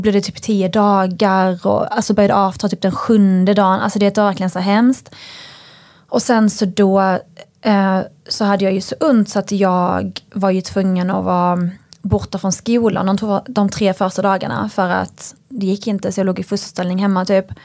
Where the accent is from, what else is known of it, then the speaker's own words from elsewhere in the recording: northern Skåne, Sweden; jag är uppväxt eh, i ett samhälle i norra Skåne